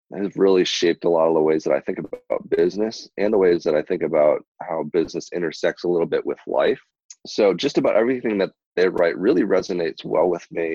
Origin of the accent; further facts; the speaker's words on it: Burlington, Wisconsin, United States; also born or lived in Seoul, South Korea; So I was brought over here 3 months old and raised here in Burlington, which is actually where I currently reside